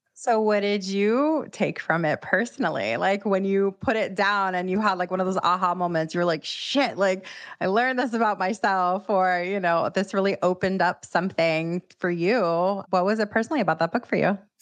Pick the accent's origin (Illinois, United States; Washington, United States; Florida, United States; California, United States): Florida, United States; Miami; now in New York, United States; someone else who's not originally from New York, I'm from Miami